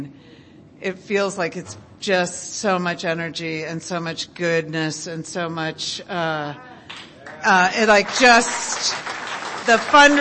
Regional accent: Midwest, United States; I was raised in the Midwest

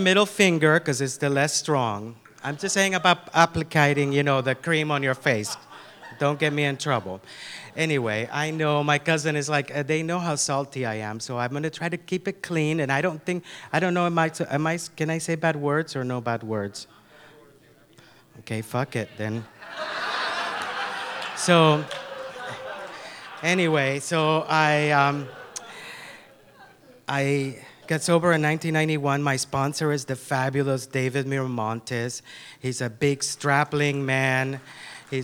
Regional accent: Nicaragua; moved away; I'm originally from Nicaragua. I'm from Central America

